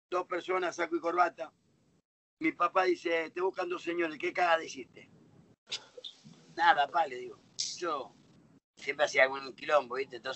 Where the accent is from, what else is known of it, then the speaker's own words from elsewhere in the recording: Buenos Aires, Argentina; also born or lived in Villa Fiorito, Buenos Aires Province; De los 8 a los 15 eh, viví en Lugano y Yo, mi ah. infancia en sí, todo lo hice en Lugano